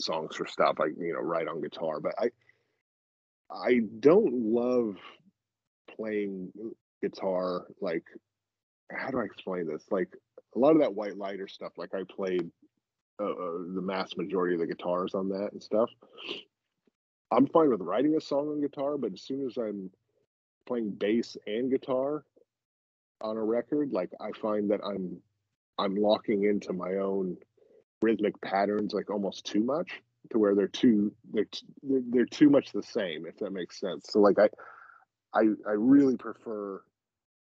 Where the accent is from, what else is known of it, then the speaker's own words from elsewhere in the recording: South Orange County, Southern California, United States; I grew up in South Orange County in Southern California.